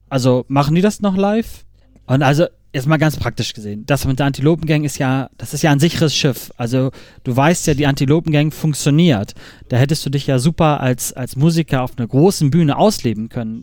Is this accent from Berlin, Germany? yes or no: no; Hamburg, Germany; ich komme aus Hamburg